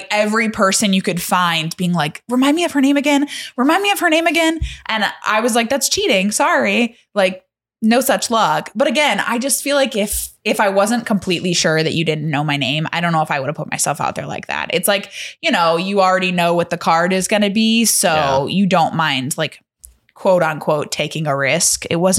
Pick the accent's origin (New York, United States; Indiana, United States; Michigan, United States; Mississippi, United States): Indiana, United States; South Bend; But Chunt knew that I was from the South Bend area.